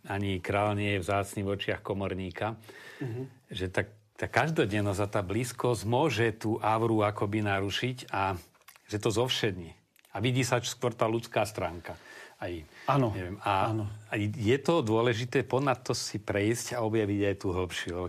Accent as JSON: {"language": "Slovak", "country": "Slovakia", "also_born_or_lived": "Rome"}